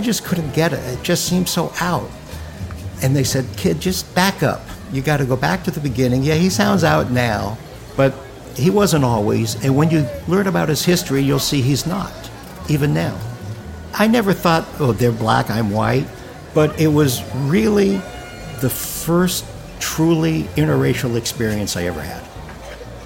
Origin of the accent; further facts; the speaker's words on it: Palo Alto, California, United States; I was born in Palo Alto and grew up in Palo Alto, went to all public schools in Palo Alto